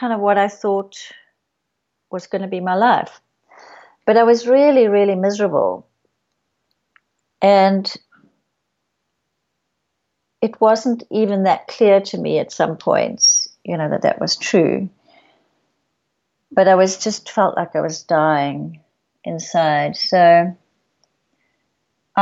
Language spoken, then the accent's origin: English; South Africa; moved away; I grew up in South Africa